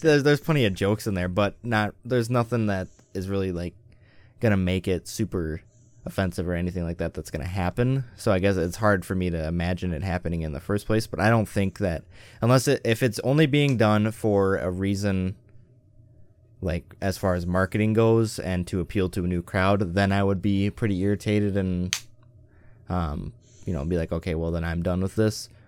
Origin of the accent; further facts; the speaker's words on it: Western Wisconsin, United States; I grew up in Western Wisconsin